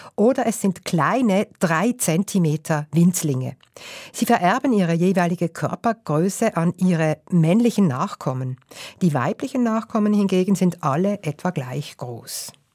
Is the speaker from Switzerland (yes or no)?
yes; Switzerland; bei uns in der Schweiz